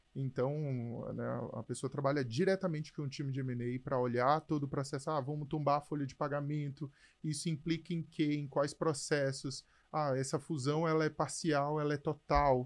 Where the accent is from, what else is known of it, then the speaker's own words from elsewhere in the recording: São Luís, Maranhão, Brazil; moved away as an adult; also born or lived in Canada / Brasília / Mato Grosso / Amazonas; Eu sou de São Luís, no Maranhão